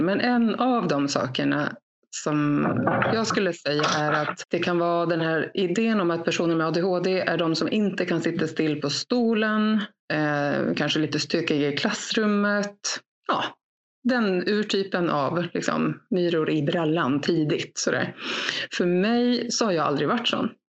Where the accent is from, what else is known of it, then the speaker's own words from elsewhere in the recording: Gotland, Sweden; Jag är född och uppvuxen här på Gotland där jag sitter